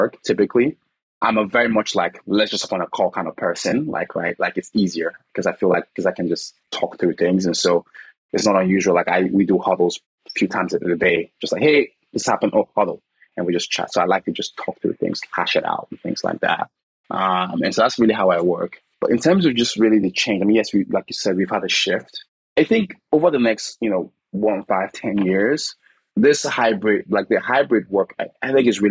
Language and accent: English; Nigeria; moved away; I'm originally from Nigeria